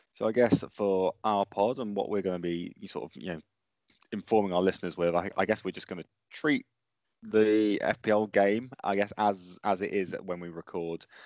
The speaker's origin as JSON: {"language": "English", "town": "Colchester", "region": "East of England", "country": "United Kingdom", "tie": "born or raised there", "said": "my hometown team are an E F L team"}